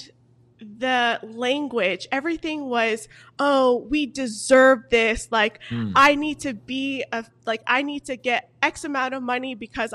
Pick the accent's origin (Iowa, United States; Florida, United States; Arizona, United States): Florida, United States; Fort Lauderdale; also born or lived in New York; I'm originally from Florida. So okay. Fort Lauderdale, born and raised